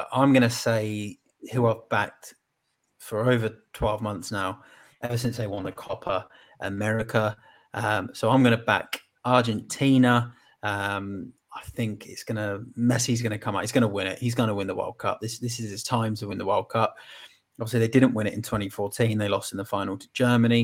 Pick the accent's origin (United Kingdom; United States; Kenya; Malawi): United Kingdom; England; as an Englishman